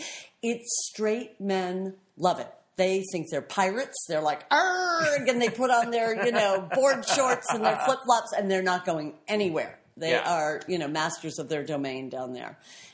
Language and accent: English; Boston, Massachusetts, United States; moved away as an adult; also born or lived in New York; I'm a New York girl from, like, the time I was 16. I lived in Boston